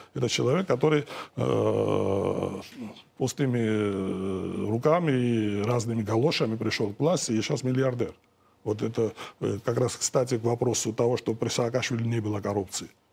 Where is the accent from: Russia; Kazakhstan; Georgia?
Georgia; я как грузин сейчас, э, мой народ